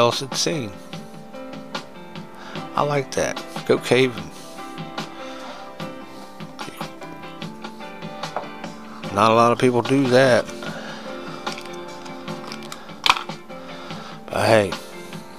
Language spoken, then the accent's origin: English; United States; I like being American